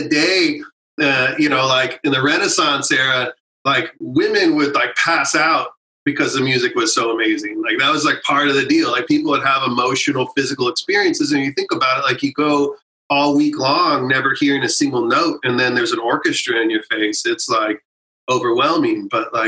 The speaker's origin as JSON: {"language": "English", "town": "San Antonio", "region": "Texas", "country": "United States", "tie": "born or raised there", "said": "growing up in San Antonio"}